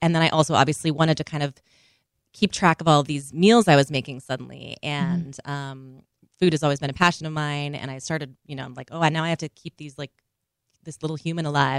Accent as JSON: {"language": "English", "region": "Minnesota", "country": "United States", "tie": "born or raised there", "moved": "yes", "lives_now": "New York, United States", "said": "I grew up in Minnesota"}